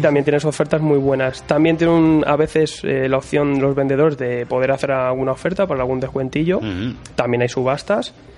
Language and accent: Spanish; Madrid, Community of Madrid, Spain; somos de Madrid.